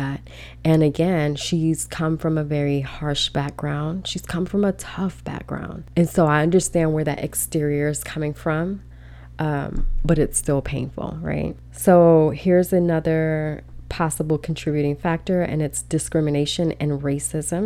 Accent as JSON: {"language": "English", "country": "Belize", "said": "we're not African-American, but, you know, we're from Belize, we're from the Caribbean, but still, we're Black people"}